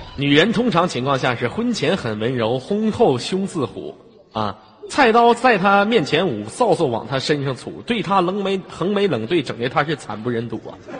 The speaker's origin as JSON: {"language": "Chinese", "region": "Inner Mongolia", "country": "China", "said": "我来自于非常美丽的内蒙古大草原"}